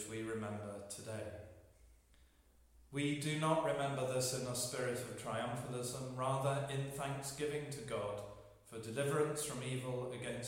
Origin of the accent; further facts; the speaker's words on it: England, United Kingdom; As an Englishman with part German cousins